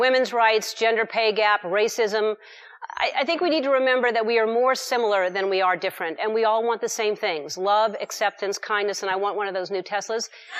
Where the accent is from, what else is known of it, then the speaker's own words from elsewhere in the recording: Louisiana, United States; I grew up in the South, right next door in Louisiana.